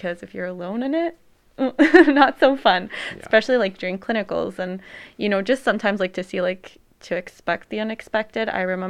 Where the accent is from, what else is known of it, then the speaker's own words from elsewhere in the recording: Montreal, Quebec, Canada; I'm from Montreal, so I did CEGEP first.